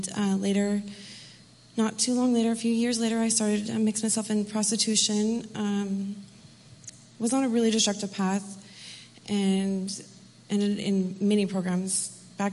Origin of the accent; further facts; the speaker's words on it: Washington, United States; I'm from Washington State